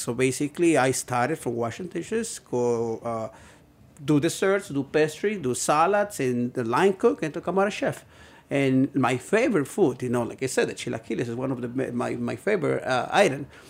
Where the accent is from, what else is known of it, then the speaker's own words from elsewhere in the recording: Puebla, Mexico; moved away as an adult; now in Brooklyn, United States; I'm from Puebla. Basically, like, a two hours to Mexico City, you know? So I'm, I'm, I'm coming from a little town in, in Puebla